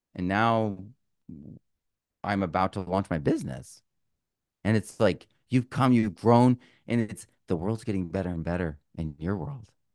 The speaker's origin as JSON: {"language": "English", "region": "Vermont", "country": "United States", "tie": "born or raised there", "also_born_or_lived": "Sonoma County, California", "moved": "yes", "said": "I grew up in Vermont"}